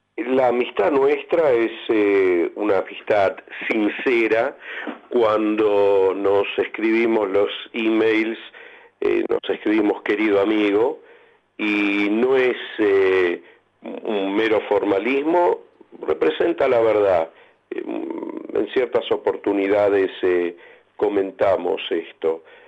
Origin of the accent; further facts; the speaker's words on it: Argentina; todos como argentinos